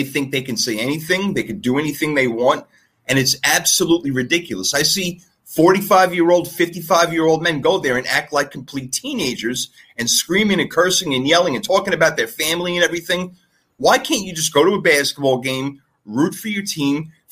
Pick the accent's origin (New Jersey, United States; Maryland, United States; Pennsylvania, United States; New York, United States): New York, United States; New York City; I am from Brooklyn